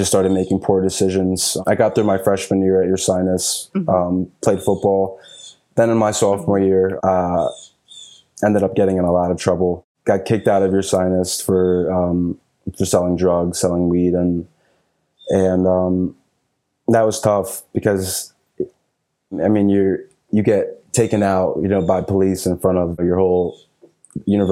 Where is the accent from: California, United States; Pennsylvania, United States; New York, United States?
Pennsylvania, United States; Philadelphia; I was born and raised in Philly